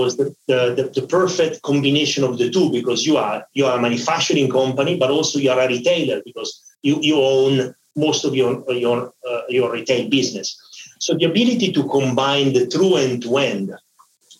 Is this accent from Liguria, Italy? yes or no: no; Milan, Lombardy, Italy; moved away as an adult; also born or lived in Eritrea / Paris; I moved back to Milano, and I spent most of my life in Milano